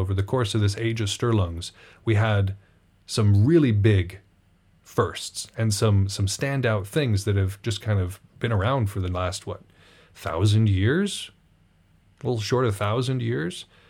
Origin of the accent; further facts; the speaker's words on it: United States; I'm from America